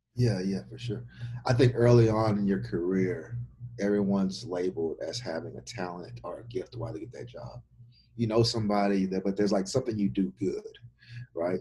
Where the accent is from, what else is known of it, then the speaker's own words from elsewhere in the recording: Baton Rouge, Louisiana, United States; moved away; I'm from Baton Rouge, Louisiana